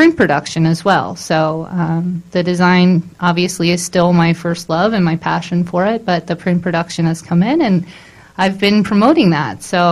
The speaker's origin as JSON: {"language": "English", "region": "Maryland", "country": "United States", "also_born_or_lived": "Baltimore area", "moved": "as an adult", "said": "I'm originally from Maryland."}